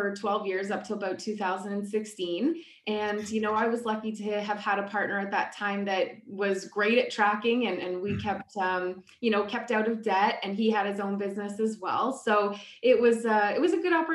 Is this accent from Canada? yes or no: yes; Ottawa, Ontario, Canada; also born or lived in Thunder Bay; I grew up in Ottawa, Ontario, in Canada. And I grew up with a wonderful family here.